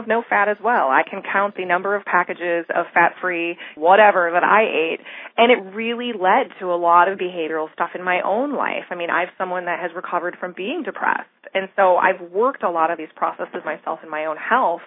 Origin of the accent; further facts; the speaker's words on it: Michigan, United States; moved away; I'm originally from Michigan, and I remember when I was growing up that it was freezing all the time in the winter